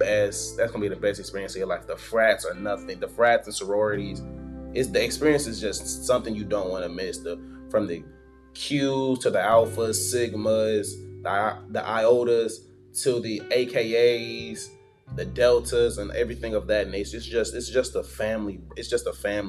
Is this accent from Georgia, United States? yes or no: yes; Riverdale, Georgia, United States; I am from Riverdale, Georgia, Clay County